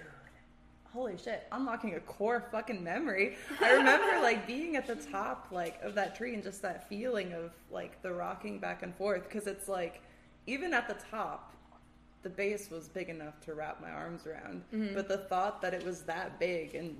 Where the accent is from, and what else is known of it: Michigan, United States; born or raised there